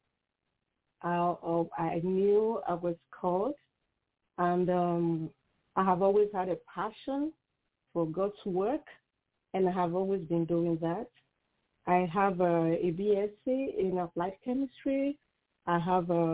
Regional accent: Nigeria; I am from Nigeria, and I am a mother, a wife, a pastor, and author

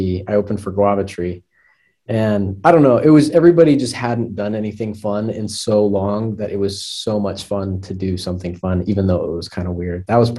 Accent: Soda Springs, Idaho, United States; I grew up in Soda Springs, Idaho, and if you don't know where that is, it's not really anywhere. It's in the middle of nowhere, and nobody really lives there.

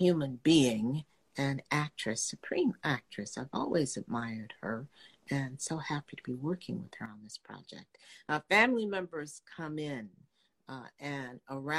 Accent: Dallas, Texas, United States; I'm from Dallas, Texas, graduated from Southern Methodist University

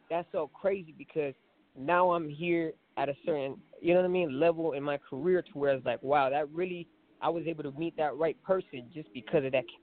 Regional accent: Phoenix, Arizona, United States; Man, my reason, I mean, I'm from the West Coast. I mean, I'm from Phoenix, Arizona.

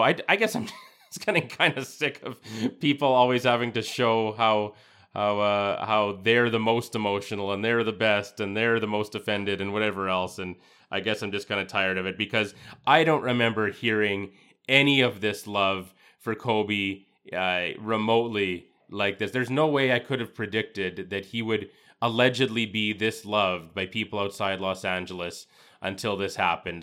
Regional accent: Canada; as a Canadian

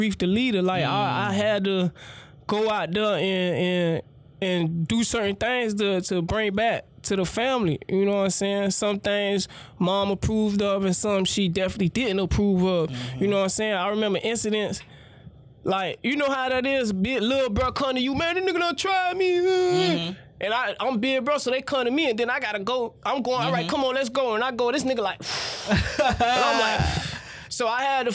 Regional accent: Miami, Florida, United States; I grew up in Little Haiti area. Grew up in Little Haiti and Alapata

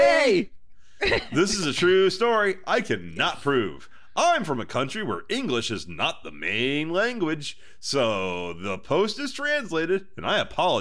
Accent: Houston, Texas, United States; I'm from Houston

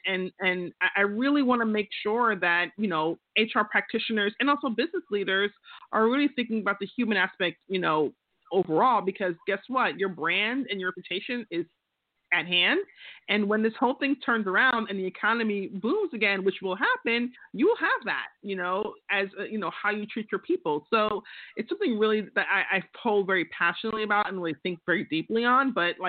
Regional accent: Queens, New York, United States; I'm from Queens. That's how we do things, you know? We just talk.

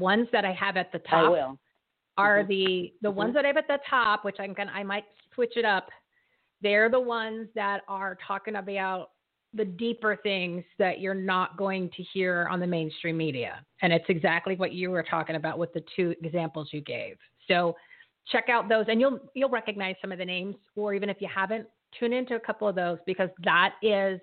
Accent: New Jersey, United States; I'm from New Jersey

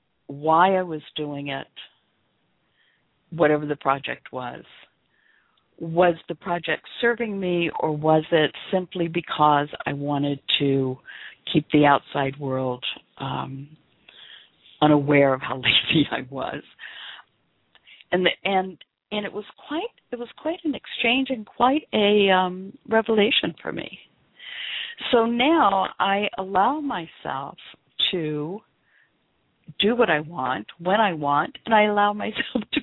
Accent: Memphis, Tennessee, United States; I grew up in the South. I was born and raised in Memphis, a small community

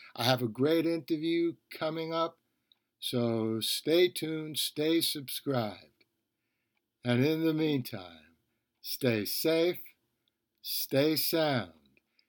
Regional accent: New York City, New York, United States; I grew up in the Bronx.

